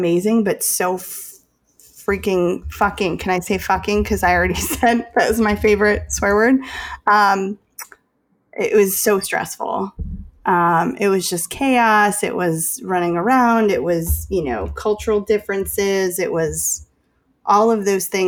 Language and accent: English; Chicago, Illinois, United States; I'm from Chicago